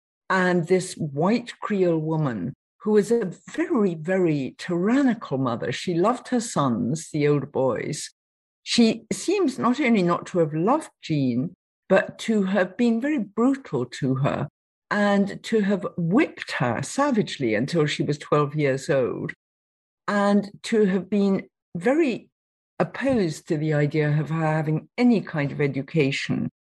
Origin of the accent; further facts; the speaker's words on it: Nottingham, East Midlands, United Kingdom; I come from Nottingham